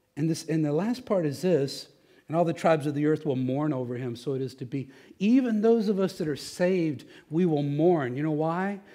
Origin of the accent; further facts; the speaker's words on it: Texas, United States; I'm from Texas